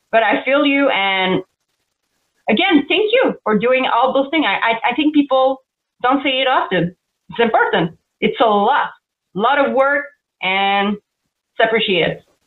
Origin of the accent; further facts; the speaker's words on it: Canada; accent: French Canadian; English is a second language; I'm a French Canadian for everybody that didn't know with my accent.